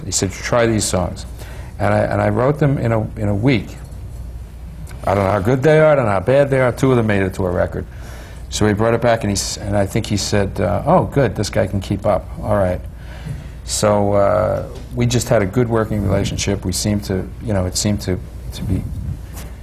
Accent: New York, United States; moved away as an adult; also born or lived in Los Angeles; I grew up in New York, lived in Los Angeles 13 years, came back here in 91

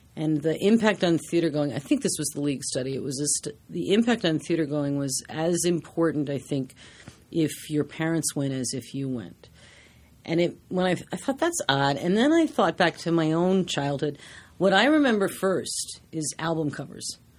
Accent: Washington, District of Columbia, United States; now in New York, United States; I grew up in Washington, D C, and I took theater classes.

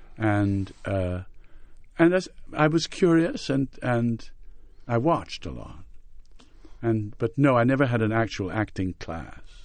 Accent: Montreal, Quebec, Canada; moved away as an adult; also born or lived in England; growing up in Montreal in our period

